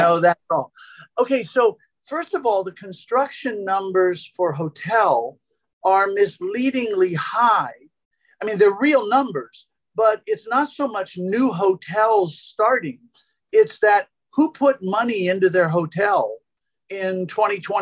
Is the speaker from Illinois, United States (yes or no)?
no; Philadelphia, Pennsylvania, United States; I'm from Philadelphia